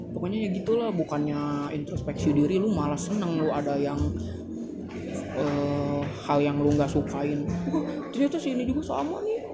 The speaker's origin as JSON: {"language": "Indonesian", "town": "Bandung", "region": "West Java", "country": "Indonesia", "said": "gue juga orang Bandung"}